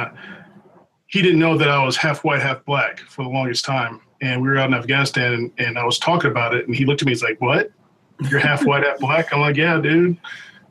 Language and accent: English; Milwaukee, Wisconsin, United States; moved away; I grew up in Milwaukee, Wisconsin